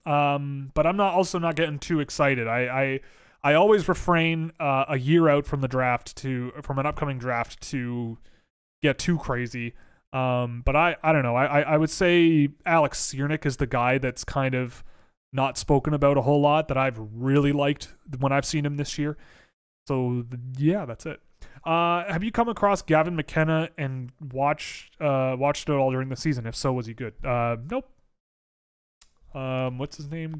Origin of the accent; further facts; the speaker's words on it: Toronto, Ontario, Canada; I'm from Toronto, born and raised